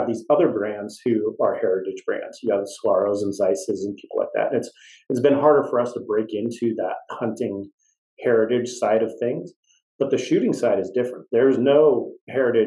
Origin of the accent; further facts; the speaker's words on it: West Coast, United States; I grew up on the West Coast